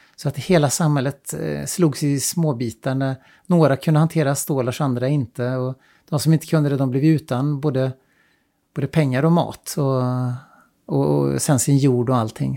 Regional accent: Sweden; moved away as an adult; also born or lived in China; jag är svensk

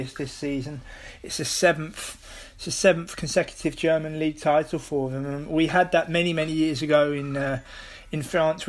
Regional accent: United Kingdom; now in Netherlands; as a British person living here in the Netherlands

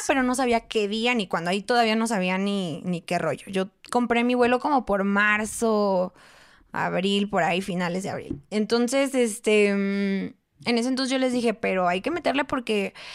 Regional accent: Mexico City, Mexico; moved away as an adult; tantas personas que somos en la Ciudad de México

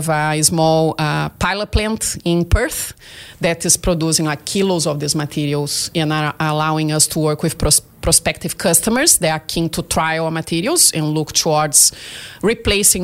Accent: Brazil; English is a second language; moved away as an adult; now in Australia; I'm originally from Brazil and I studied oceanography in there.

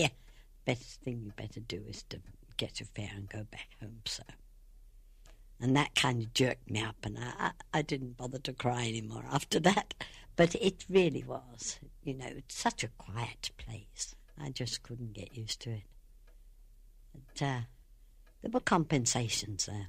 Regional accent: Sutton, London, United Kingdom; moved away as an adult; also born or lived in Ballinasloe, Ireland; now in Ireland; I came from Sutton in Surrey, and it was a nice little, well, I suppose they call it village those days

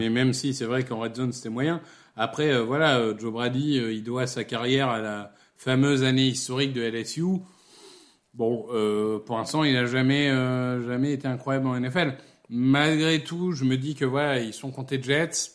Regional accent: Amiens, Hauts-de-France, France; ma ville natale euh, qui est Amiens.

